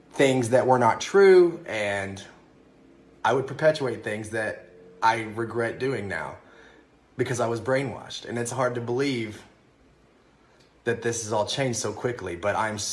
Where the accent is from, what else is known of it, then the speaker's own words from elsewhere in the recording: Kentucky, United States; now in New York City, United States; I'm originally from Kentucky, and I'm living in the very blue New York City right now.